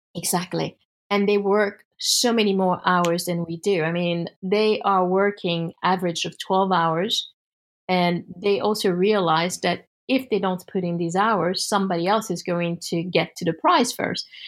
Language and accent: English; United States; as an American